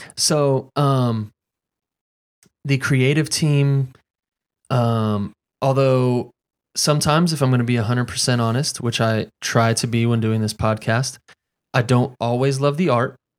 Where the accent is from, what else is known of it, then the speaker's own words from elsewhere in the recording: Fayetteville, North Carolina, United States; I'm from Fayetteville, North Carolina.